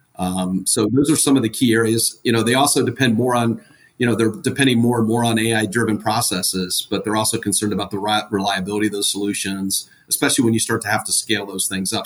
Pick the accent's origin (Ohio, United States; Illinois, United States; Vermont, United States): Ohio, United States; now in Atlanta, United States; I'm originally from Ohio